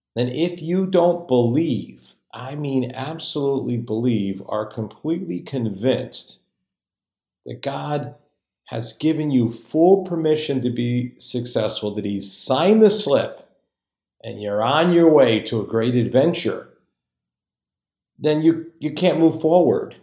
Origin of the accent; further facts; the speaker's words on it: just outside Hartford, Connecticut, United States; I'm from just outside Hartford, Connecticut, which is about halfway between Boston and New York.